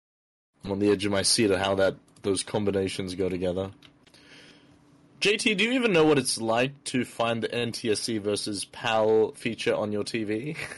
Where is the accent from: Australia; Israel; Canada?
Australia; growing up in Australia